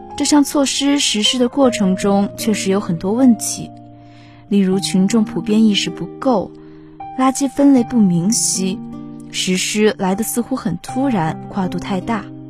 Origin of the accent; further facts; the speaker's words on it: Chongqing, China; moved away as an adult; now in Nanjing, China; 来自重庆